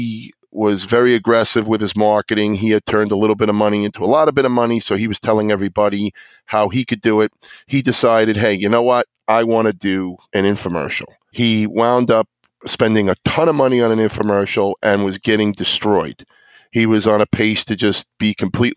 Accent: New York City, New York, United States; I grew up on Staten Island, which is one of the five boroughs of New York City.

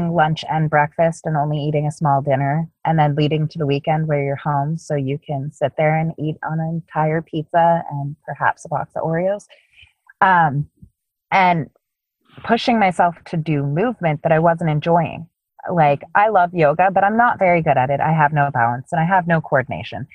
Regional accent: Canada; I'm Canadian.

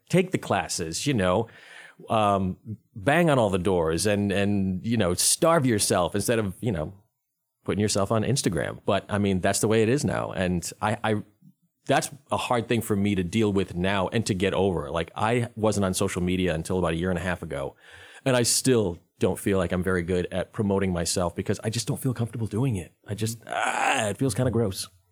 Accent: Rhode Island, United States; moved away as an adult; also born or lived in North Carolina; I'm originally from Rhode Island. I'm not from North Carolina.

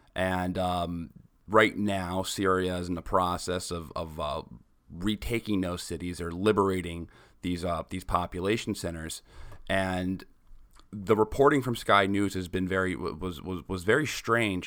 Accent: New York, United States; I'm from New York. I remember when I was in seventh grade, two planes going into the Twin Towers, where I'm from

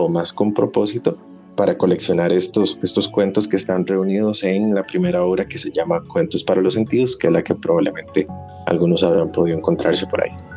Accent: Costa Rica; nosotros tenemos como costarricenses un pasado muy, no sé, glorioso

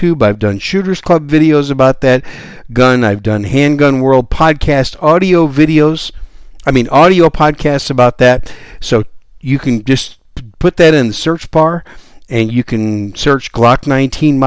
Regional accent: Wisconsin, United States; also born or lived in New York City, United States; now in San Antonio, United States; I was born in New York City, raised in Wisconsin as a cheesehead, and now I live down here in the great gun-friendly state of Texas

